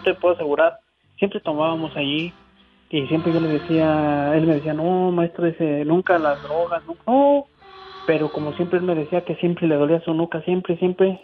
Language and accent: Spanish; Guanajuato, Mexico; now in Kalamazoo, United States; soy originario de Guanajuato y aquí radico en Michigan.